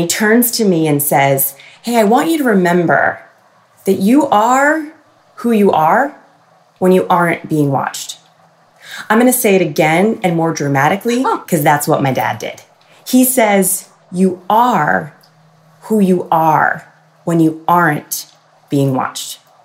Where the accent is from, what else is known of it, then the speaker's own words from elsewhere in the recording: Freehold Township, New Jersey, United States; Mischief Night is so revered, so important in my hometown